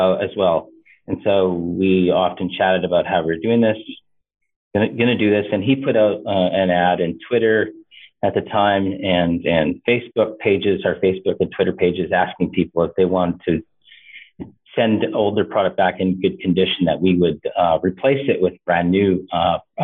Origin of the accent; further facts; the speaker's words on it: Canada; also born or lived in Eastern Washington University; Even though I am Canadian, I have a lot of U.S. American connections.